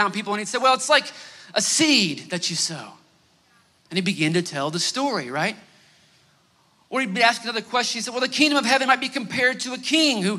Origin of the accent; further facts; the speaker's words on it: Northeast Oklahoma, United States; We're both from Northeast Oklahoma